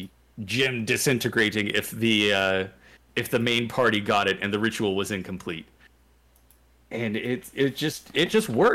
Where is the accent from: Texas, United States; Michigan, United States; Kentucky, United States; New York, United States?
Kentucky, United States; Louisville; my hometown of Louisville, Kentucky